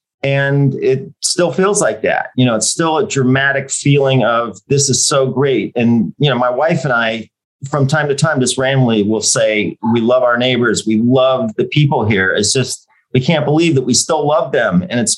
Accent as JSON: {"language": "English", "region": "Michigan", "country": "United States", "tie": "born or raised there", "also_born_or_lived": "California", "moved": "yes", "lives_now": "Austin, United States", "said": "I grew up in Michigan. So I'm a Midwest boy."}